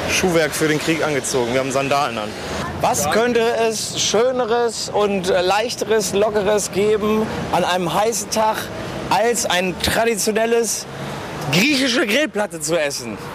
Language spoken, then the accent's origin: German; Berlin, Germany; in den KK zu gehen, wie man hier als Berliner dazu sagt, in den Klunkerkranich.